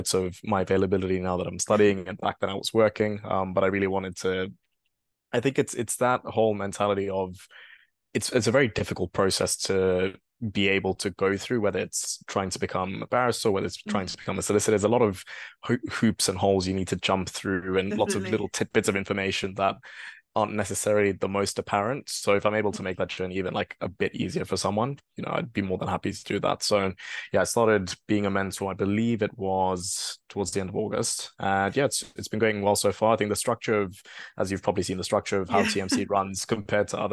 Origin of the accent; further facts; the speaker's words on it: Kenya; moved away as an adult; also born or lived in Bristol, United Kingdom / London, United Kingdom; now in United Kingdom; I am a Kenyan national